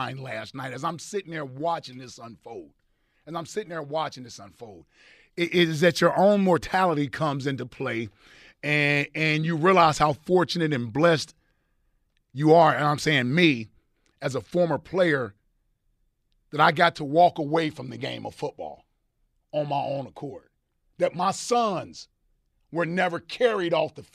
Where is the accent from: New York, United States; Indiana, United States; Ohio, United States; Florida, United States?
Ohio, United States; Cincinnati; That's my hometown, as everybody knows. I'm from Cincinnati